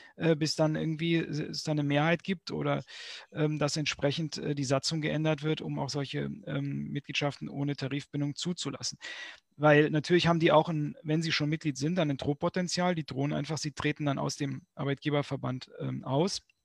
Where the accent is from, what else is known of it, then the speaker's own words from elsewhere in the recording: Berlin, Germany; bei uns in Berlin